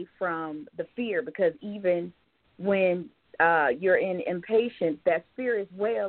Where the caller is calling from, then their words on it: Georgia, United States; I'm calling from Georgia.